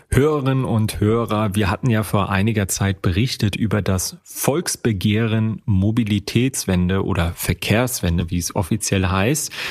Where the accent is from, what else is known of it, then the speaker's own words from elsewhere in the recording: Rostock, Mecklenburg-Vorpommern, Germany; in meiner Heimatstadt Rostock ist genau das eben auch der Fall.